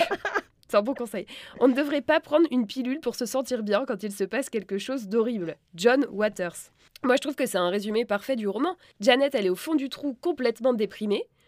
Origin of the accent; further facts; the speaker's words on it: France; je suis française